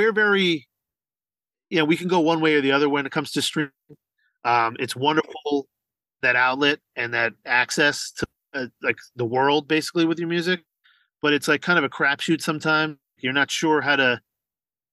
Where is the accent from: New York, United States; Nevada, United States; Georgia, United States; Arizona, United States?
New York, United States; Long Island; especially if we're from Long Island, New York